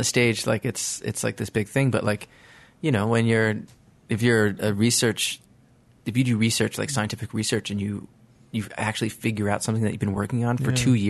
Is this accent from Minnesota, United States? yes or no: no; Stony Brook, New York, United States; I'm from the North Shore, Stony Brook.